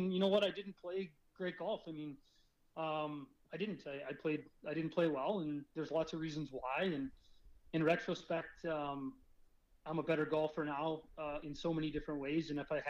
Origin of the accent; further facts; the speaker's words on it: Kansas City, Missouri, United States; born there; It helped that I'm American. So I was born in Kansas City, and I think I had a lot of interest in the Missouri area